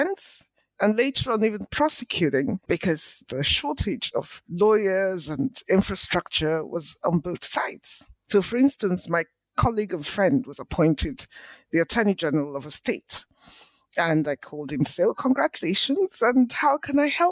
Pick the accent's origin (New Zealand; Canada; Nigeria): Nigeria; Port Harcourt, Rivers State; moved away as an adult; also born or lived in Lagos, Nigeria / England; I was born in Nigeria in the 60s, went to school in Nigeria. All of my early education was in Port Harcourt, which is in the southern part of the country